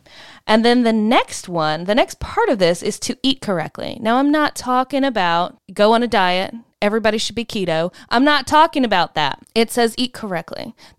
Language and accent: English; Southern United States, United States; we're from the South.